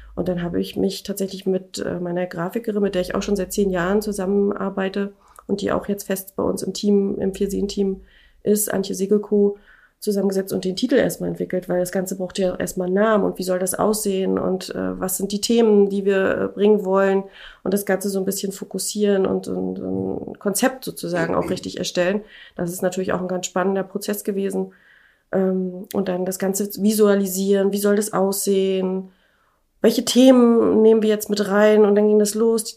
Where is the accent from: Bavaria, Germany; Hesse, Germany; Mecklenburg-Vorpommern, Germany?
Mecklenburg-Vorpommern, Germany; Schwerin; moved away as an adult; ich komme ja aus Schwerin